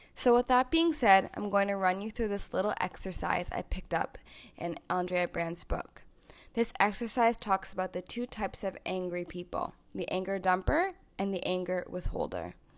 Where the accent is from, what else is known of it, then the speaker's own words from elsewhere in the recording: Toronto, Ontario, Canada; also born or lived in Louisiana, United States; I'm from Toronto, Ontario, Canada, and I live here with my ten out of ten partner, Ajahn.